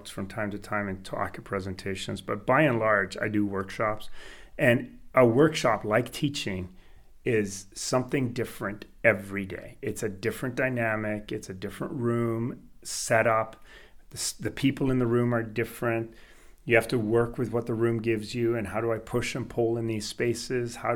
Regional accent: Canada; English is a second language; also born or lived in Sweden; I was born in Sweden. I lived in Sweden until I was eight years old, and then we moved to Canada. No language, didn't speak English, thrust into school.

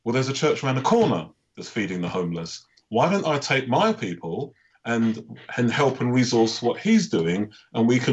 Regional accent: United Kingdom; I am Black British

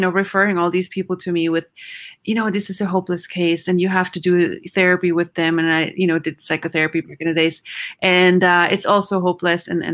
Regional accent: Vienna, Austria; English is a second language; moved away as an adult; also born or lived in Houston, Texas / Sweden; I grew up in Vienna, Austria.

